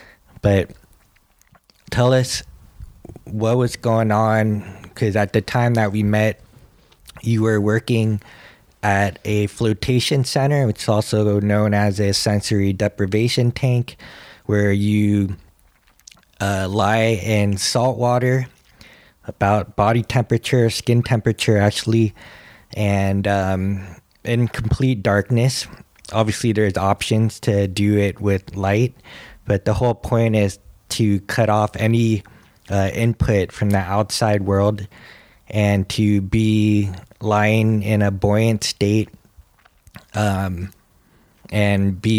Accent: California, United States; also born or lived in Hawaii; Hawaii has always been my home. Though I grew up in California, it was a place that's still like this feeling that is magical

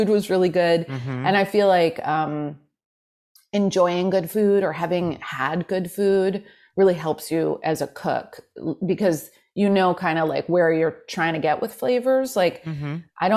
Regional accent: New York City, New York, United States; I was raised in Manhattan

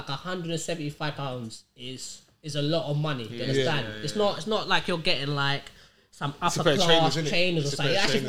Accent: Angola; also born or lived in Portugal; I was born in Portugal, I'm Angolan. So when my parents come over here

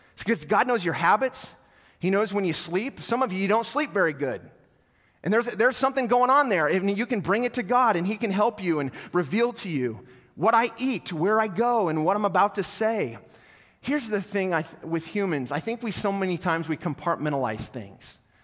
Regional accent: North Platte, Nebraska, United States; I grew up in North Platte, so all my North Platte people

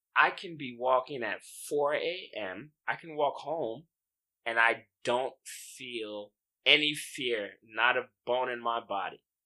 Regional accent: United States; moved away as an adult; also born or lived in China; now in Taiwan; I'm from America.

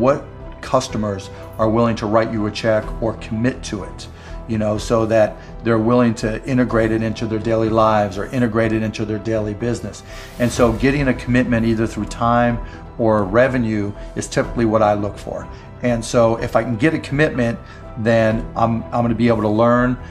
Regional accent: Pittsburgh, Pennsylvania, United States; I grew up in Pittsburgh

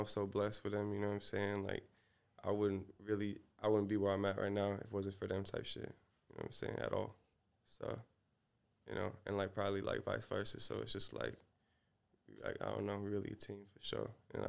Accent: Seattle, Washington, United States; Around here, around Seattle.

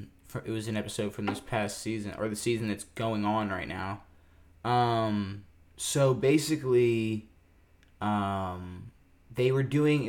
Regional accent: Maryland, United States; we're from Maryland.

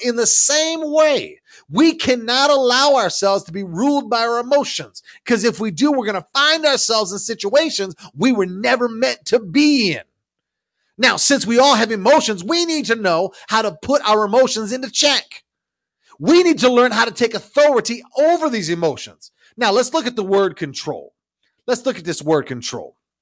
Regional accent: Ownedale, Michigan, United States; I grew up in a little town called Ownedale, Michigan

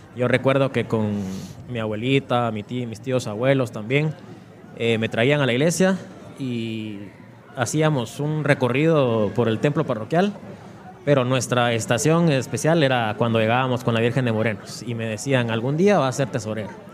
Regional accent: Mixco, Guatemala Department, Guatemala; es el lugar donde nací, donde nacieron mis antepasados

